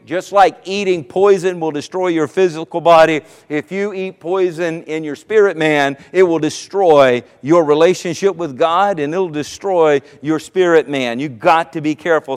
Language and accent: English; Myrtle Beach, South Carolina, United States; now in Virginia Beach, United States; I, from the Myrtle Beach area, I grew up in South Carolina and lived here for 26 years now in the Virginia Beach area.